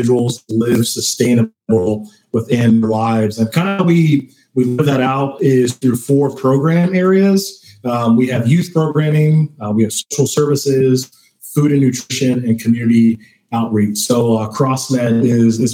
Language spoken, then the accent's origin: English; Baltimore, Maryland, United States; moved away as an adult; now in Lancaster, United States; I'm a transplant as well. I'm from Baltimore and have been here for about 6 years or so.